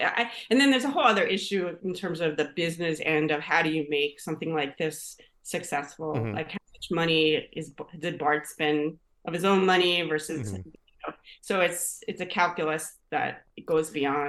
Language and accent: English; Long Island, New York, United States; moved away as an adult; also born or lived in Philadelphia; now in Atlantic City area, United States; I grew up in New York, grew up on Long Island, going to like Jones Beach, parking in the parking lots up there.